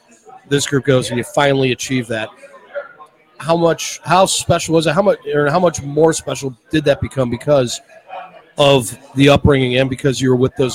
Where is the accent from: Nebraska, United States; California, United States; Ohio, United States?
Ohio, United States; Euclid; I mean, I grew up in Euclid.